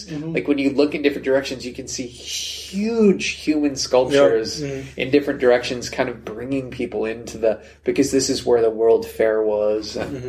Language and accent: English; United States; Almost like a minor celebrity as an American.